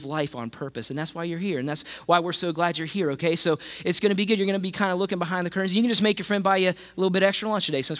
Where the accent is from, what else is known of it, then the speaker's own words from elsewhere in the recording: West Virginia, United States; I'm from West Virginia, so I knew about Jesus